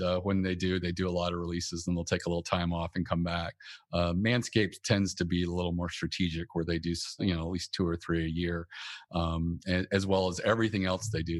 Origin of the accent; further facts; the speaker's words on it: North Carolina, United States; moved away as an adult; also born or lived in Northern Virginia / Washington, D.C. area; I'm originally from North Carolina, and that's where I moved up to the D C area.